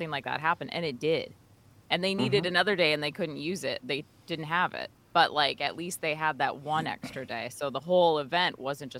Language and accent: English; Apple Valley, Minnesota, United States; I grew up in Apple Valley, but unfortunately, I had to go to Barnesville High School